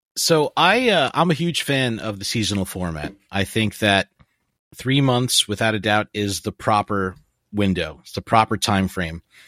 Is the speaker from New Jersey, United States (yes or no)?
yes; New Jersey, United States; I'm from New Jersey